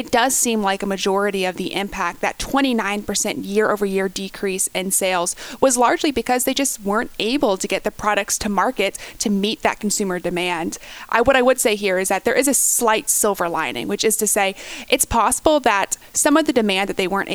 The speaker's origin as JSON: {"language": "English", "country": "United States", "said": "as an American"}